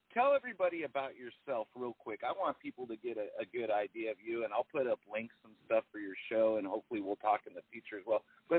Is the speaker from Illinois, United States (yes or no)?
no; Long Beach, California, United States; moved away as an adult; also born or lived in Arizona / San Antonio, Texas; now in Austin, United States; I came out to Austin. It's been about 9 years now. I lived in Arizona for about 5 years. I grew up in Long Beach, California.